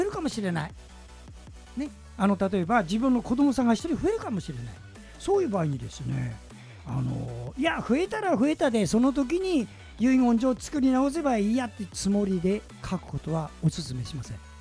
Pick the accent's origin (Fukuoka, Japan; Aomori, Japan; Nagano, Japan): Aomori, Japan; Hachinohe; now in Tokyo, Japan; 私はね太平洋側の八戸市というところです